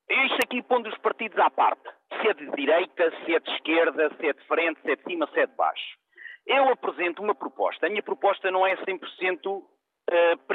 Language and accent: Portuguese; Portugal; eu como português